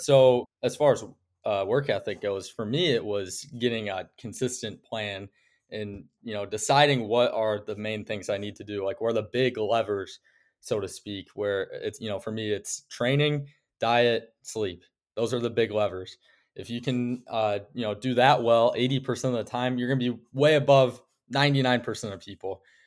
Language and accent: English; Okoboji, Iowa, United States; I'm from Okoboji, Iowa, which is, uh, small town in northwest Iowa